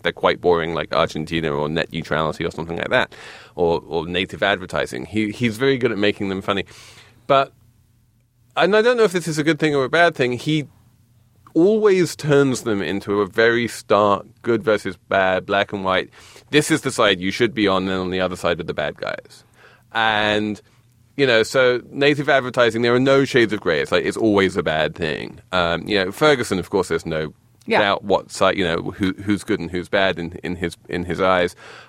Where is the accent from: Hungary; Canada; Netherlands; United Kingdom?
United Kingdom; England